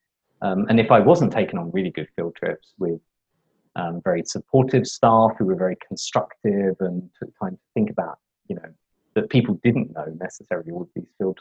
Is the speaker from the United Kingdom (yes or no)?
yes; London, United Kingdom; I grew up in London in the UK.